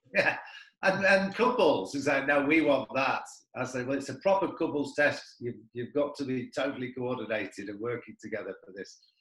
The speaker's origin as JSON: {"language": "English", "town": "Manchester", "region": "North West England", "country": "United Kingdom", "also_born_or_lived": "South Africa", "moved": "yes", "lives_now": "Carlingford, Ireland", "said": "I'm from Manchester"}